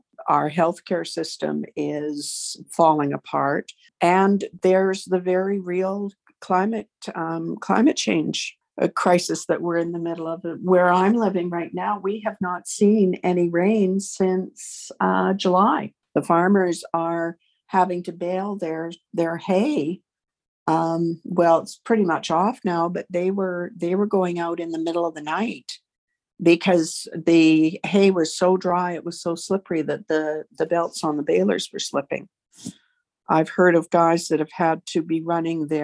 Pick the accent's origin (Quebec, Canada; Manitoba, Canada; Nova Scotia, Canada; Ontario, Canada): Manitoba, Canada; moved away; also born or lived in Hanna, Alberta; I'm from Manitoba originally